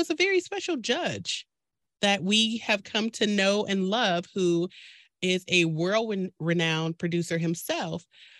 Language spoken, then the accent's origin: English; Detroit, Michigan, United States; I am actually from Detroit.